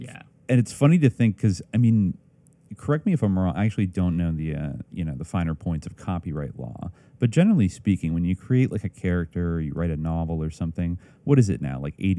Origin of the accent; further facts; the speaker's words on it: California, United States; growing up in California